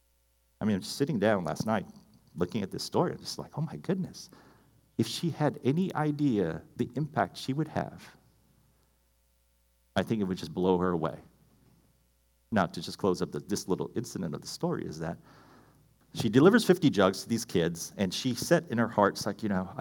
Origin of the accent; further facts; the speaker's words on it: Hawaii, United States; I grew up in Hawaii, small town, fantastic place.